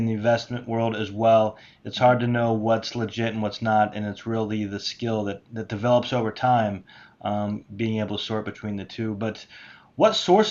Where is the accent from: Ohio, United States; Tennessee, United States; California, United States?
Ohio, United States; moved away; I'm originally from Ohio